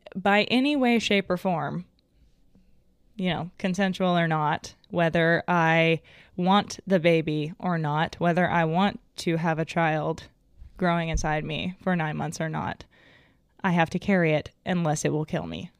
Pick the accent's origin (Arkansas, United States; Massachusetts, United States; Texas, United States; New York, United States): Arkansas, United States; I was raised in Arkansas.